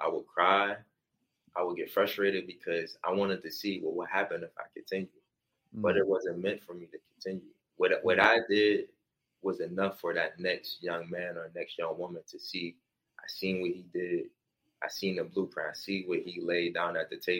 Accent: Ohio, United States

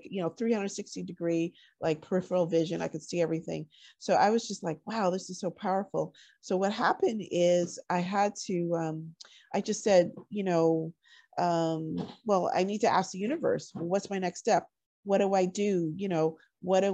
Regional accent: Connecticut, United States; moved away; Connecticut, of all places, where I grew up

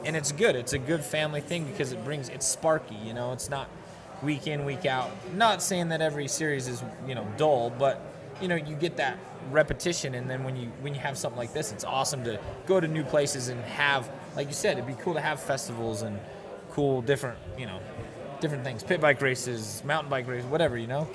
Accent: Montana, United States; I grew up in Montana, and Montana is amazing and beautiful.

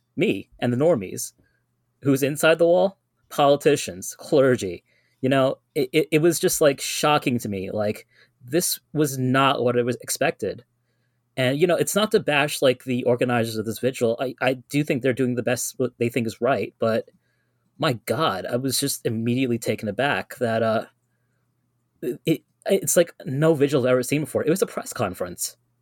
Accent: New York City, New York, United States; I am a native New Yorker. I'm from the Guyanese community

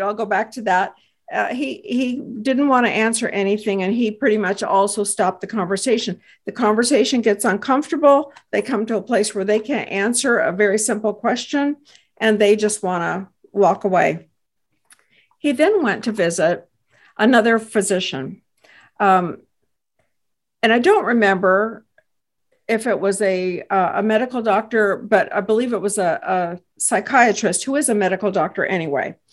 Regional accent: Texas, United States; I hail from Texas

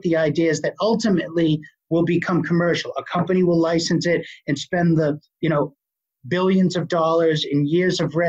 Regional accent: Boston, Massachusetts, United States; accent: Boston; I still have a horrible Boston accent

